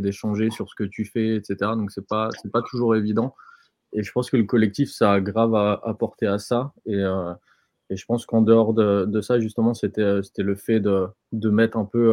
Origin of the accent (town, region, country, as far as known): France